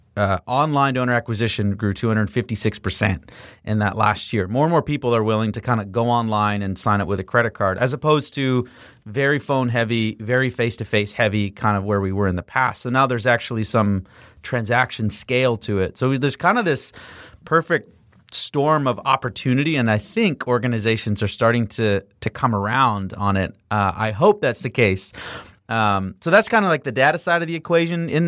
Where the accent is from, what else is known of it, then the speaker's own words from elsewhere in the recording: Canada; I'm Canadian